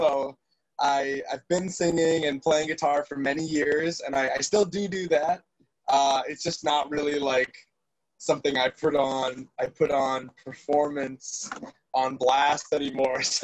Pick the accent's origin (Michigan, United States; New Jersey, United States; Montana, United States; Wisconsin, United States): Wisconsin, United States; La Crosse; also born or lived in Illinois / Stoughton, Wisconsin; I was born in Illinois. And then I grew up in the La Crosse area, for lack of a better way of saying I grew up in the middle of nowhere, and then went to high school in Stoughton